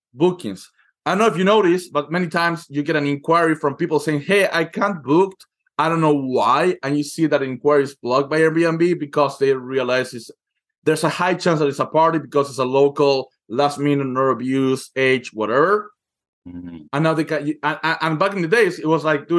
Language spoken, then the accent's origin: English; Argentina; moved away; I come from Argentina, where you pay your hairdresser in installments